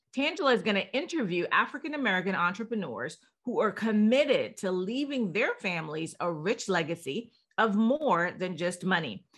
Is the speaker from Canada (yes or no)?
no; Jamaica; I'm Jamaican